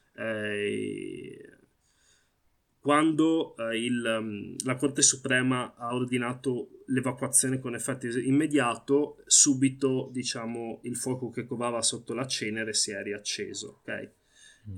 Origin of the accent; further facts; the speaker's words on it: Italy; sono nato qui, i miei genitori sono insomma arrivati in Italia negli anni 80